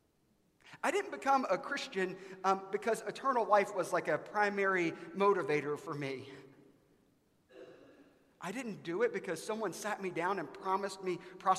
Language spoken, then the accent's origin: English; South Carolina, United States; now in Dallas, United States; I grew up in the United States of America in South Carolina in the early 1990s